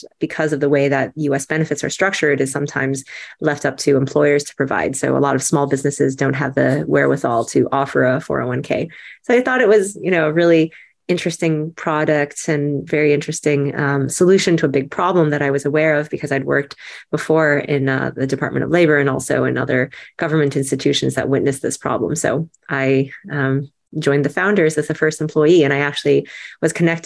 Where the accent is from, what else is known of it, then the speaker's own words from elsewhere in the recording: United States; as an American